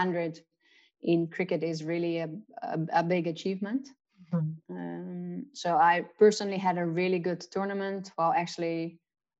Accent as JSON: {"language": "English", "country": "Netherlands", "tie": "born or raised there", "also_born_or_lived": "South Africa", "moved": "yes", "said": "growing up in the Netherlands, being kind of a cricket fanatic"}